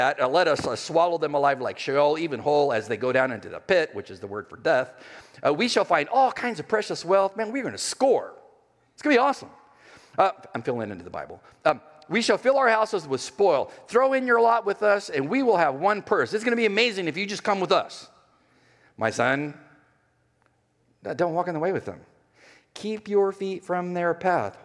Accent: California, United States; moved away; also born or lived in Los Angeles, California; I'm from California. I mean, I went to college in L.A.

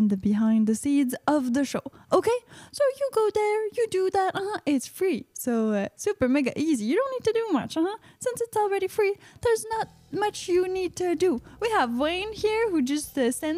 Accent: Quebec, Canada; I'm from Quebecois origins

